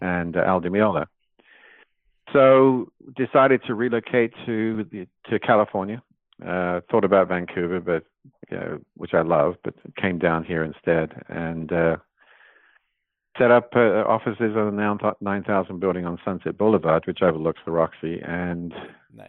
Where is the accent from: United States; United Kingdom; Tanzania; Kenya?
United Kingdom; England; born or raised there; moved away; also born or lived in New Zealand / London